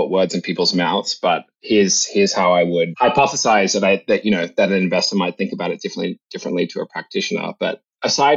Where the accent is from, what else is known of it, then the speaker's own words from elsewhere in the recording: Australia; moved away as an adult; now in San Francisco Bay Area, United States; I came to the US from Australia where I grew up when I was 18 to come to college here in the Bay Area